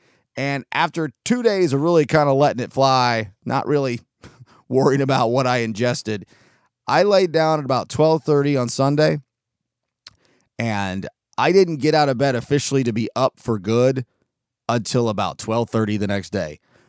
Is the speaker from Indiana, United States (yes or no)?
no; California, United States; born there; I was born in Southern California, right on the beach.